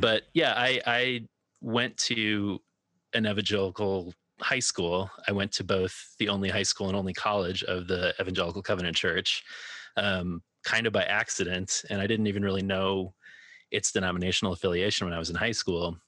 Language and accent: English; Minneapolis, Minnesota, United States; now in Chicago, United States; I grew up in the Twin Cities and now live in Chicago